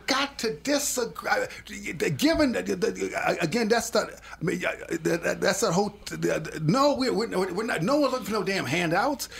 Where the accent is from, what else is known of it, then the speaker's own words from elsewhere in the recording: Minneapolis, Minnesota, United States; I grew up in the Harrison neighborhood